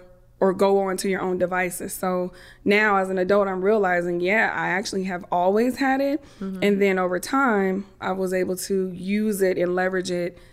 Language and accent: English; Germany; born there; They had me. I was born in Germany. So every time I would apply for college, I have to have that little certificate, student born abroad, right?